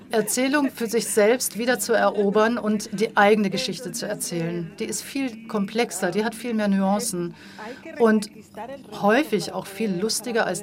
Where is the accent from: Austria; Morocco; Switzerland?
Morocco; wenn ich Leute kennenlernte und denen sagte, ich komme aus Marokko, dann heißt es, ach, wie schön, Marokko